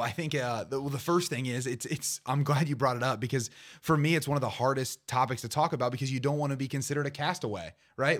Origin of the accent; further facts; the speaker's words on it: Portsmouth, Ohio, United States; my hometown of Portsmouth